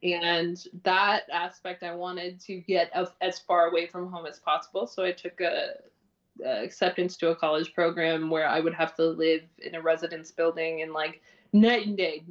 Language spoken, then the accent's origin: English; North Bay, Ontario, Canada; moved away; I grew up in this little town called North Bay in Ontario